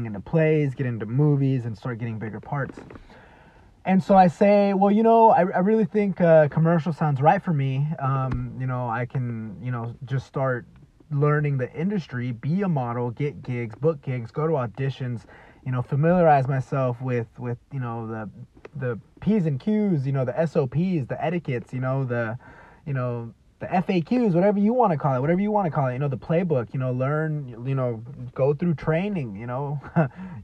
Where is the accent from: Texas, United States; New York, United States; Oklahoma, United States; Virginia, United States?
Texas, United States; Dallas; I'm from Dallas, Texas